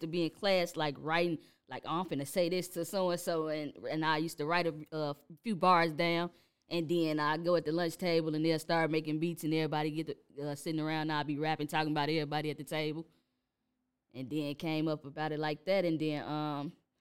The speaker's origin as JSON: {"language": "English", "town": "Chicago", "region": "Illinois", "country": "United States", "tie": "born or raised there", "said": "born and raised in Chicago"}